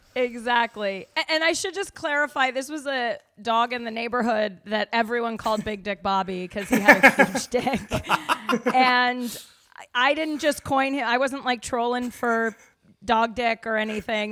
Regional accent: Denver, Colorado, United States; moved away; I'm from Denver

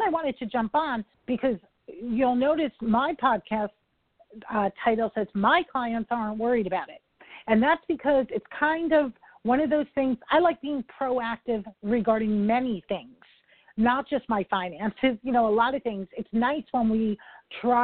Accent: New York, United States; I'm a New Yorker

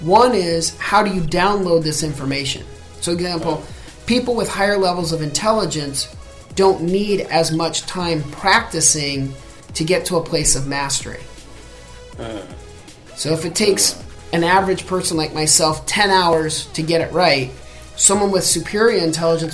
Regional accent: United States; I'm American

